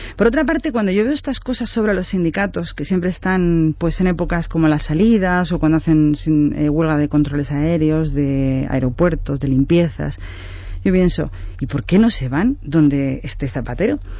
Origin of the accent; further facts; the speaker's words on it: Spain; nosotros somos los españoles